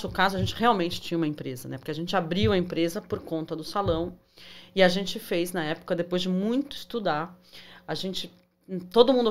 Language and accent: Portuguese; Brazil; moved away as an adult; Então, eu vim do Brasil, eu já tenho uma licença.